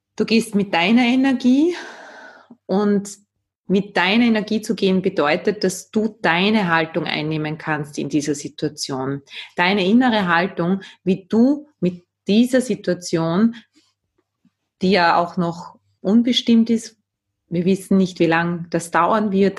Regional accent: Austria; Bei uns in Österreich

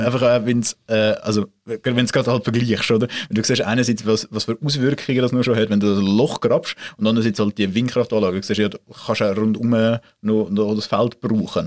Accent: Swiss Plateau, Mittelland, Switzerland; das Mittelland, dort, wo ich aufgewachsen bin

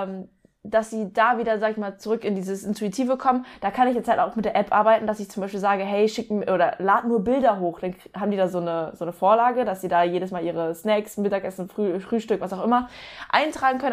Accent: towards Hamburg, Lübeck, Northern Germany, Germany; now in near Stuttgart, Germany; ursprünglich aus dem Norden, aus äh, Richtung Hamburg, Lübeck.

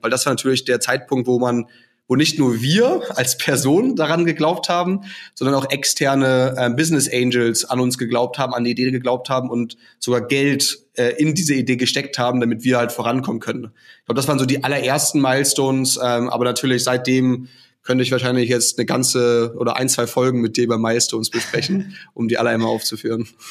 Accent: Hamburg, Germany; also born or lived in Australia / China / England / Munich; now in Austria; Ich komme ursprünglich aus Hamburg im, im hohen Norden

